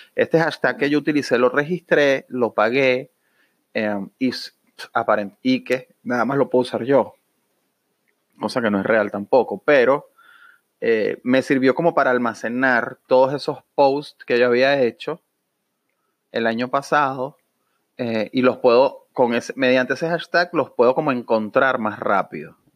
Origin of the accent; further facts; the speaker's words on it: Venezuela; now in Orlando, United States; como venezolano me duele